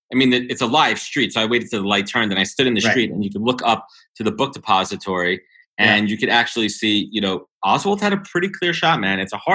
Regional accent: New York, United States; I'm a New Yorker, man.

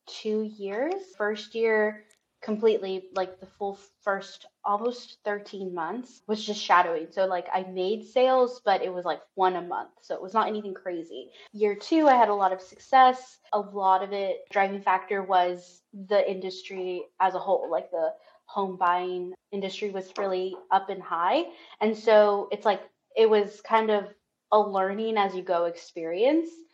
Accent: South Texas, United States; now in Houston, United States; I'm originally from South Texas

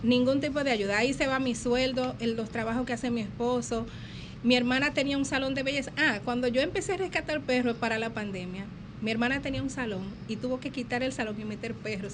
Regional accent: Villa Altagracia, San Cristóbal, Dominican Republic; de mi pueblo, Villa Altagracia

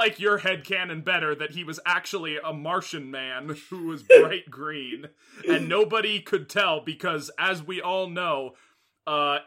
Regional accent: Seattle, Washington, United States; I'm from Seattle

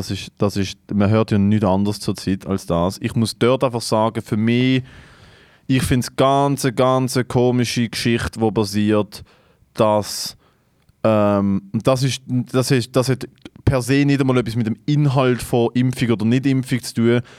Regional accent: Sri Lanka; Ich komme aus Sri Lanka.

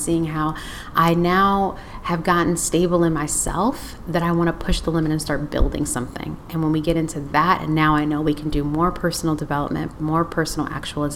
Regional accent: Detroit, Michigan, United States; moved away; I'm originally from Detroit and I have deep roots connected to Motown

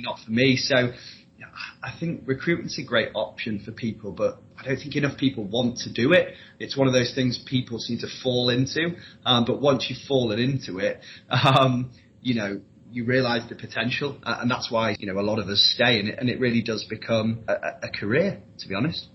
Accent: Leeds, Yorkshire and the Humber, United Kingdom; moved away as an adult; also born or lived in Newcastle; I'm from Leeds originally, but I did a four-year modern languages degree at Newcastle University

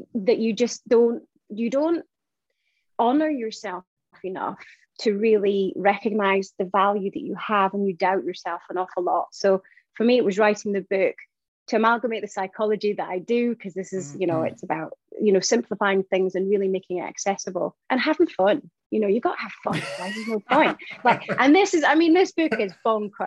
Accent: Shetland Islands, Scotland, United Kingdom; I grew up in Shetland Isles. So that's, you know, 263 miles away from the UK mainland

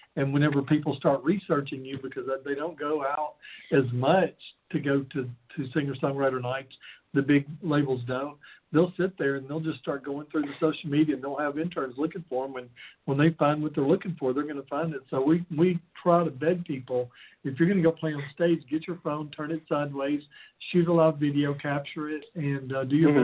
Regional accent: the South, United States; I come from the South

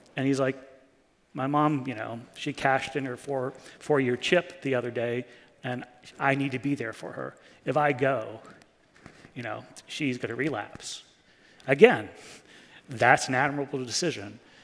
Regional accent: New York City, New York, United States; I was from New York City

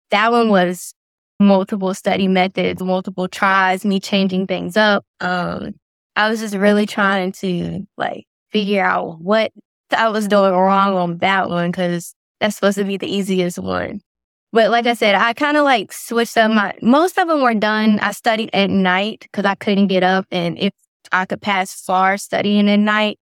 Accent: Lynchburg, Virginia, United States; moved away as an adult; now in Raleigh area, North Carolina, United States; I'm from Lawrenceburg, Virginia

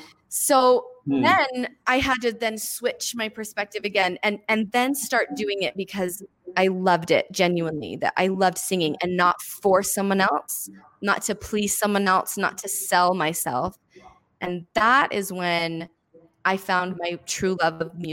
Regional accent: Bountiful, Utah, United States; And I'm this nobody from Bountiful, Utah.

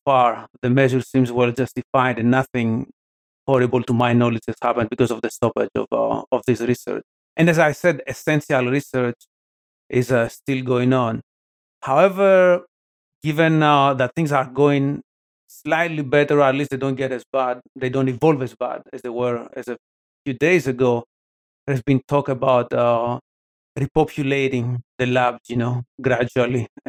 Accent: Athens, Attica, Greece; moved away as an adult; also born or lived in Portland, Oregon; now in Pittsburgh, United States; born and raised in Athens, Greece

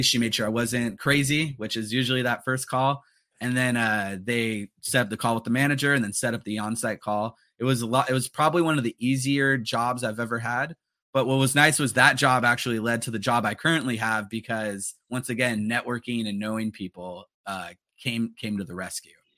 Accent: Los Angeles, California, United States; growing up in the San Fernando Valley of L

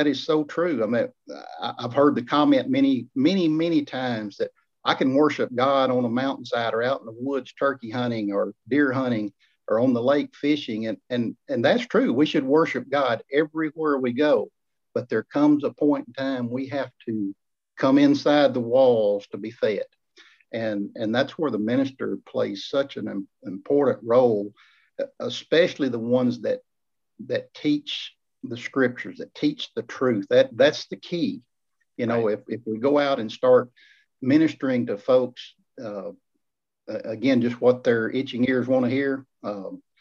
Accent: Lyndon, Tennessee, United States; I'm currently right now back in my hometown of Lennon

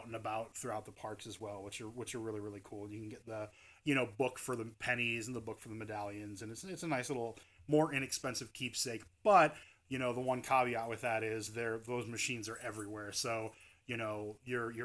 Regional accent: Midwest, United States; we're from the Midwest, we're, you know, euchre's in our blood

